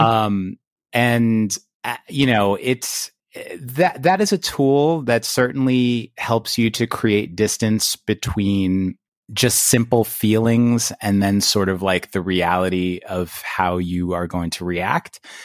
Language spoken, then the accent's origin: English; New York City, New York, United States; also born or lived in Long Island; I grew up in Queens